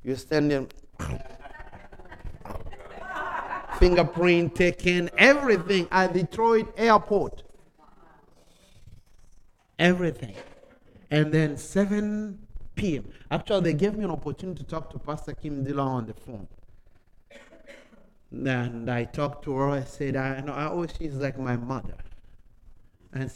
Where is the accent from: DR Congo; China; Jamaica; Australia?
DR Congo; moved away as an adult; now in United States; My country where I came from, yes indeed, the other part is war. Where I came from, my city, I've never seen war